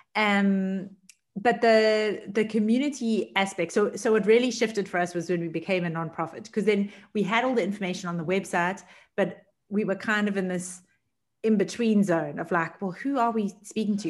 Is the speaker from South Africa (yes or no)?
yes; Durban, KwaZulu-Natal, South Africa; moved away; also born or lived in Cape Town; I was born and raised in Durban, which is about a two hour flight away